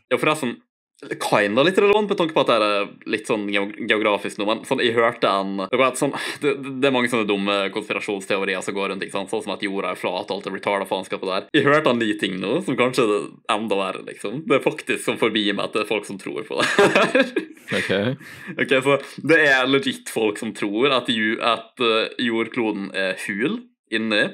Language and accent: Norwegian; Ålesund, Møre og Romsdal, Norway; also born or lived in Eide; jeg flytta jo obviously fra Eide når jeg var sånn sju år, noe sånt. Jeg Har bodd i Ålesund basically siden